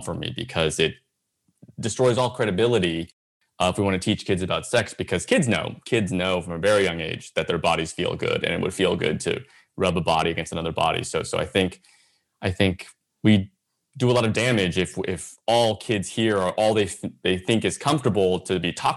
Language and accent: English; San Jose, California, United States; I grew up in the South Bay, San Jose area